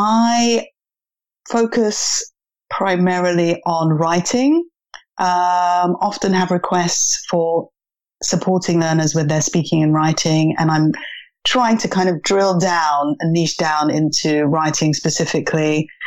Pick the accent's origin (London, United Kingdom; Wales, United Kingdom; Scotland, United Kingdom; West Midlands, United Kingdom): London, United Kingdom; also born or lived in China; I am from London and I'm based in London now. However, I have taught abroad over in China, is where I got a lot of my English teaching experience.